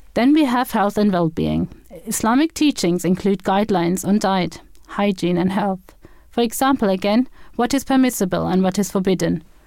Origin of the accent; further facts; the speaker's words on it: Germany; moved away as an adult; now in Andover, United Kingdom; I was born and brought up in Germany and moved to the U K in two thousand and seven